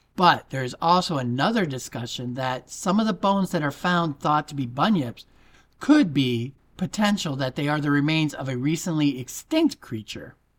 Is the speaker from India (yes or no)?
no; United States; also born or lived in Florida; I'm an American faking a British accent